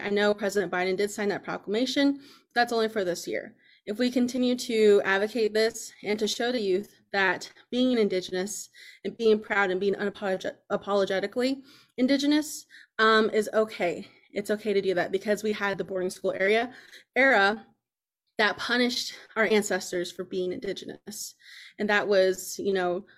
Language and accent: English; Lawrence, Kansas, United States; I grew up here in Lawrence, Kansas